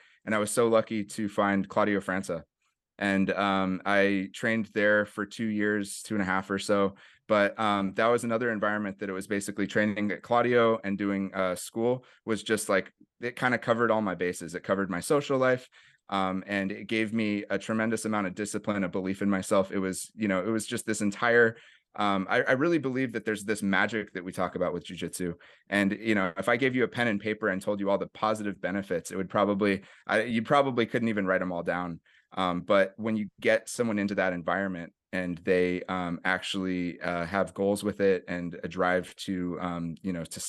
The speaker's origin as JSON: {"language": "English", "town": "Berkeley", "region": "California", "country": "United States", "tie": "born or raised there", "said": "I grew up in the East Bay area, went to school for middle school and high school in Berkeley."}